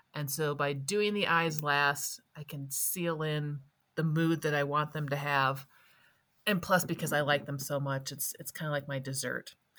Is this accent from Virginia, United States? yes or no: no; Wisconsin, United States; now in Colorado, United States; I grew up in Wisconsin